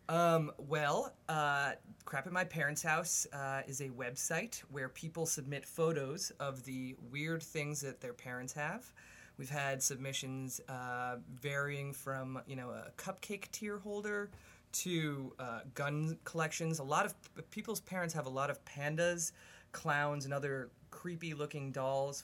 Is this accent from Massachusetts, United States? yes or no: yes; Sharon, Massachusetts, United States; I grew up in Sharon, Massachusetts, which is about fifteen, uh, fifteen minutes south of Needham, Massachusetts.